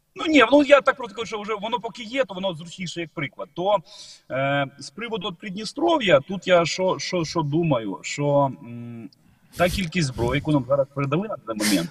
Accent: Ukraine; Ми з України

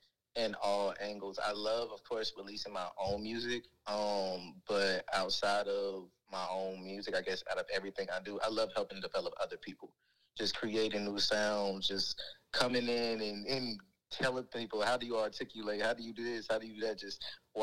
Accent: the Carolinas, United States; moved away; I'm actually from Carolina, so you know, holiday season, you start getting homesick.

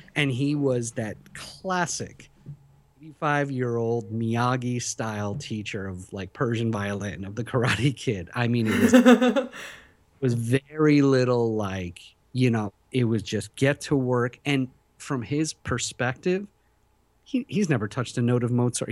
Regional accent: Philadelphia, Pennsylvania, United States; moved away as an adult; also born or lived in Tehran, Iran; Then we moved to Philadelphia, where I was till I was, you know, twenty-five years old

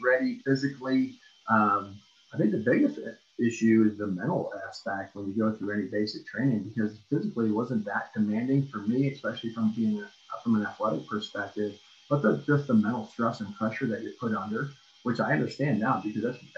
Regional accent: Fox Lake, Illinois, United States; moved away as an adult; I grew up in Fox Lake, Illinois, a real small town

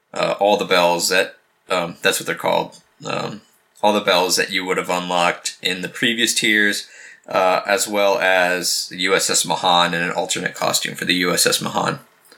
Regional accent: United States; I'm from America.

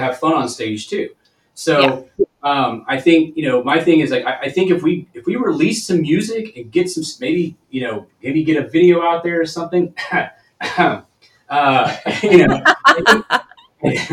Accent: Texas, United States; now in Seattle, United States; I'm originally from Texas

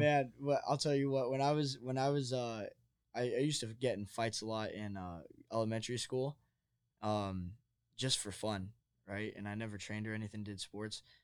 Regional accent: New Jersey, United States; now in Arizona, United States; I'm from New Jersey, so it's a little bit more of a different culture on the East Coast

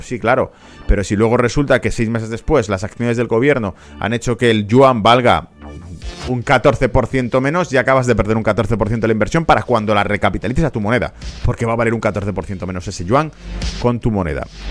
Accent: Spain; como español

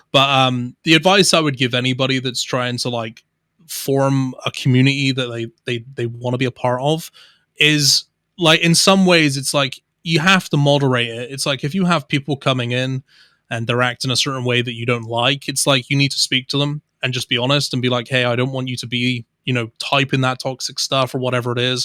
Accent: Somerset, South West England, United Kingdom; accent: Somerset; also born or lived in Bristol; I would say I have more of a Somerseitian accent, which is more of like a rural country accent because that's where I grew up

